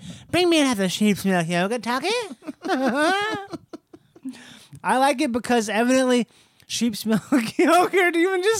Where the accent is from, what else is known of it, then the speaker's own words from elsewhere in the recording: Minnesota, United States; I'm from Minnesota.